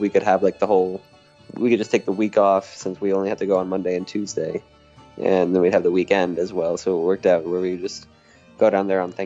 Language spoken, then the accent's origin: English; Massachusetts, United States; I'm from Massachusetts